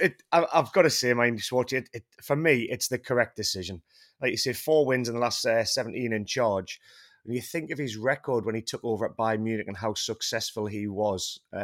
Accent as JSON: {"language": "English", "country": "United Kingdom", "said": "I am fully British. I support England."}